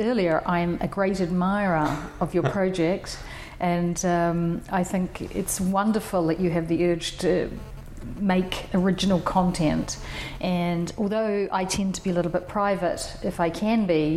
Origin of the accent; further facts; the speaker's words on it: New Zealand; moved away as an adult; also born or lived in New York; I was born in New Zealand, and I studied in New Zealand, my undergraduate